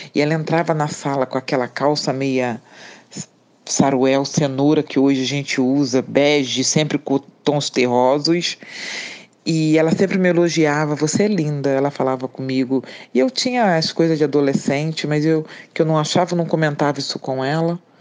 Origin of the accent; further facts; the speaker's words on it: Três Rios, Rio de Janeiro, Brazil; moved away as an adult; also born or lived in Barra do Piraí; now in Rio de Janeiro, Brazil; nasci em Barra do mas fui criada em Três Rios, do, do meus cinco anos até a minha fase adulta, dos meus 20 anos, e depois mudei para o Rio de Janeiro.